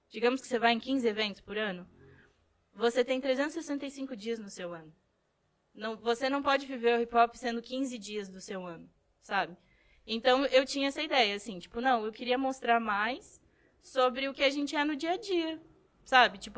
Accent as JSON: {"language": "Portuguese", "town": "São Borja", "region": "Rio Grande do Sul", "country": "Brazil", "said": "Ah, São Borja fica no, no oeste do Rio Grande do Sul. É o interior interiorzaço. É, é na fronteira com a Argentina."}